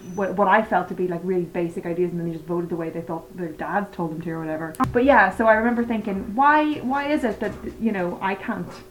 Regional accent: Northern Ireland, United Kingdom; I'm from Northern Ireland or the north of Ireland or whatever way you want to put it.

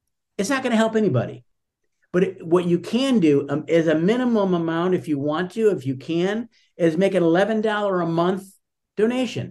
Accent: Buffalo, New York, United States; I'm from Buffalo, New York

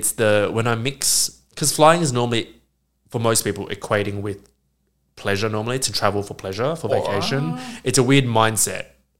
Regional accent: Australia; I'm from Australia

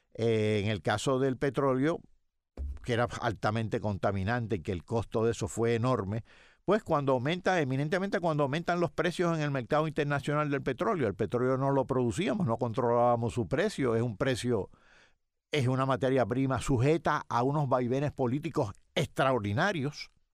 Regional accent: Yauco, Puerto Rico; yo soy de Yauco y recuerdo, mis tíos eran agricultores

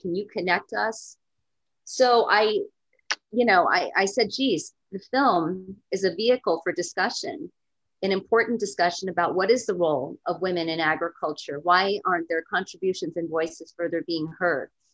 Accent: East Coast, United States; also born or lived in California; I am from the East Coast, and I've lived in California before

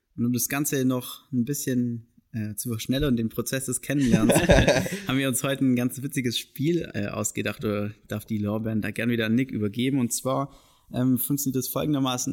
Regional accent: Tettnang, Baden-Württemberg, Germany; also born or lived in Weingarten; ich bin in Tettnang geboren, hier am Bodensee und studiere jetzt in Weingarten

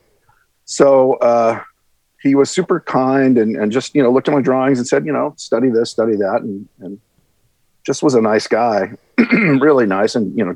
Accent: Los Angeles, California, United States; I grew up in Van Nuys

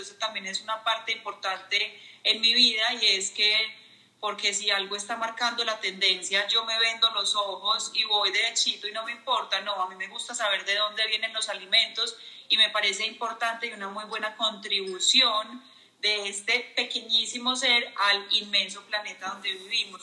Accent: Medellín, Antioquia, Colombia; Estoy en Colombia, en Medellín, mi ciudad de toda la vida

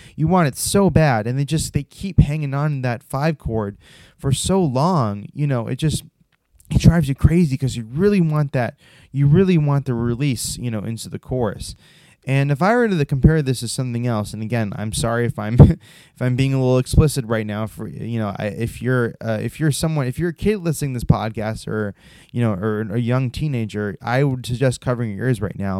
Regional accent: United States; my home country of America

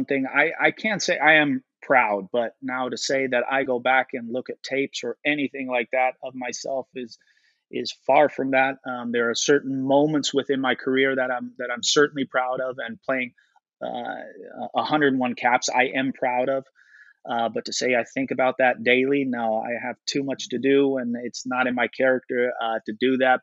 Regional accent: Netherlands; moved away; I grew up in Holland for most of my life

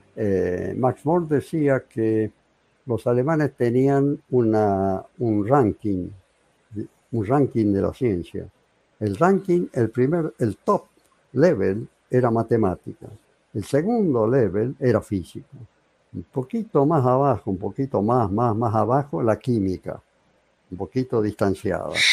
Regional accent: San Fernando del Valle de Catamarca, Catamarca, Argentina; moved away as an adult; also born or lived in Córdoba, Argentina; Yo terminé mi secundario en Catamarca, así se llamaba la ciudad, Catamarca

